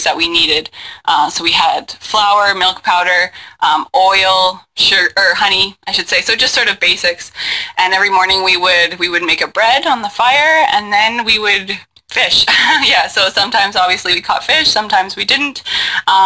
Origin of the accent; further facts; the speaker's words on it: Winnipeg, Manitoba, Canada; I grew up in Winnipeg.